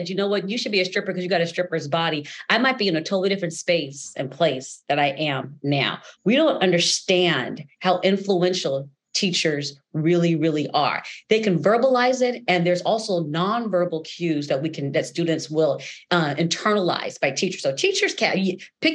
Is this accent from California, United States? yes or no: yes; Los Angeles, California, United States; I grew up in Los Angeles, California, in the San Fernando Valley